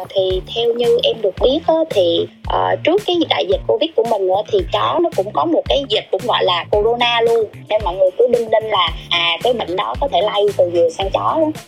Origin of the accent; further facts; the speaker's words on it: Bình Định, Vietnam; quê của em là ở Bình Định